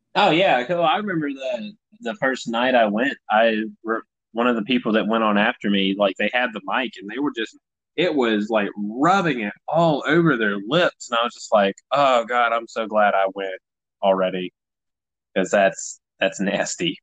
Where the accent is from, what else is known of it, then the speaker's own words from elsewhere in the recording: Tennessee, United States; I'm from Tennessee